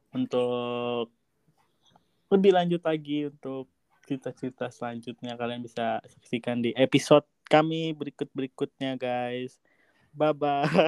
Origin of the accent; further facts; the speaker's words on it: Bogor, West Java, Indonesia; dari Bogor dan aku masih kuliah semester 2